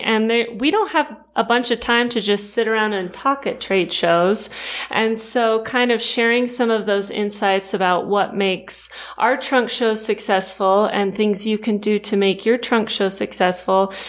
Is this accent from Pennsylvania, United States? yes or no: no; Rancho Cucamonga, California, United States; I grew up in Southern California too. I'm from Rancho Cucamonga